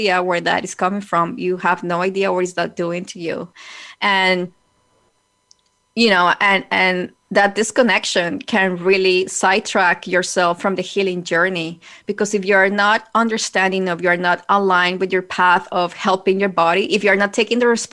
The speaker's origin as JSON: {"language": "English", "country": "Colombia", "tie": "born or raised there", "said": "when I was growing up in Colombia"}